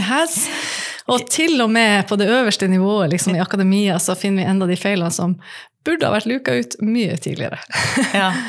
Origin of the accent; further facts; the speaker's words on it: Nordland, Norway; Jeg kommer fra Nordland